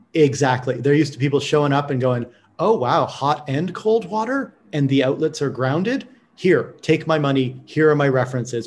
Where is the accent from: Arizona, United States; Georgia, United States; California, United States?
California, United States; as a Californian